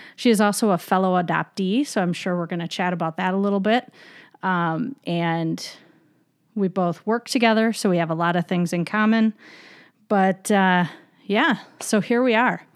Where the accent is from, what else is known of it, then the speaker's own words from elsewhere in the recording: Michigan, United States; I'm from Michigan